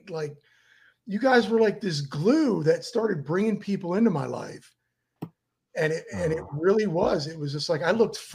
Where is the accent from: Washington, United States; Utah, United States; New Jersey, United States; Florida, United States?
Florida, United States; Miami; We're from Miami.